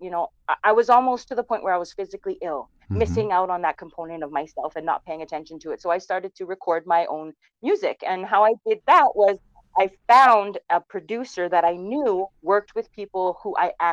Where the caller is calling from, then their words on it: Edmonton, Alberta, Canada; I'm calling in from the home base here in Edmonton, Alberta.